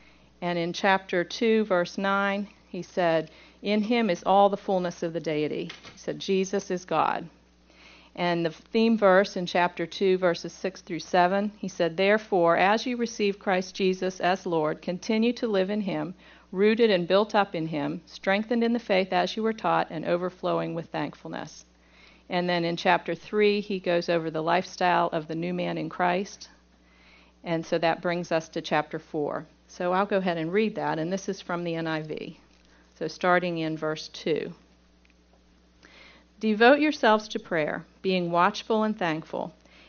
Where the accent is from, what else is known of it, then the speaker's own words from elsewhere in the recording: Pittsburgh, Pennsylvania, United States; accent: southern; Now, I'm from Pittsburgh, and when I go to Pittsburgh, they tell me that I have taken on a southern accent.